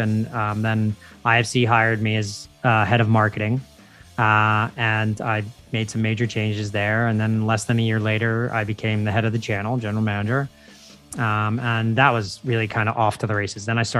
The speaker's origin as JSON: {"language": "English", "town": "Philadelphia", "region": "Pennsylvania", "country": "United States", "tie": "born or raised there", "also_born_or_lived": "New York", "moved": "as an adult", "said": "around where I grew up in the Philadelphia area."}